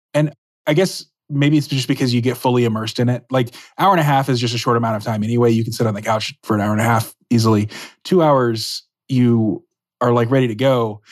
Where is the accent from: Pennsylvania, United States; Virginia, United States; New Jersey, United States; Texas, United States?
Texas, United States; Dallas; moved away; I'm from Dallas